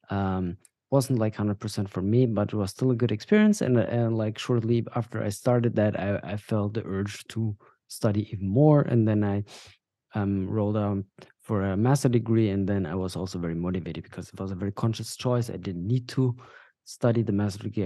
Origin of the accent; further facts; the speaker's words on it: Bavaria, Germany; also born or lived in Dubai; now in Berlin, Germany; we moved to Germany when I was five years old, to Bavaria, to the south of Germany